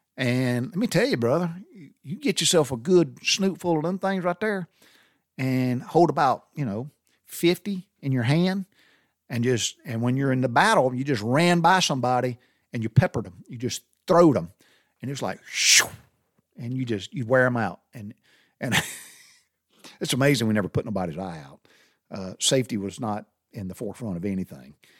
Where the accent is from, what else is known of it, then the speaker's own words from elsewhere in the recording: Butler, Georgia, United States; as a kid growing up in the South, we went barefooted